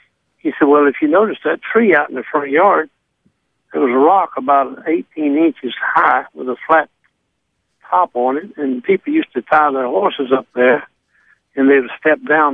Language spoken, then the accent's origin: English; North Carolina, United States; now in Fort Worth, United States; When I was a youngster growing up in the country in North Carolina